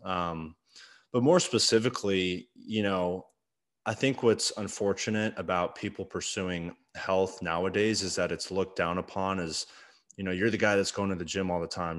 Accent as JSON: {"language": "English", "town": "Arlington", "country": "United States", "tie": "born or raised there", "said": "growing up in Arlington"}